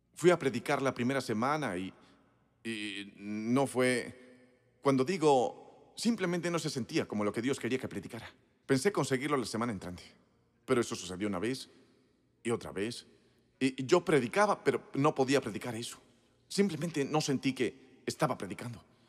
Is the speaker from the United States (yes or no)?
yes; Moncks Corner, South Carolina, United States; moved away; Crecí en Monks Corner, Carolina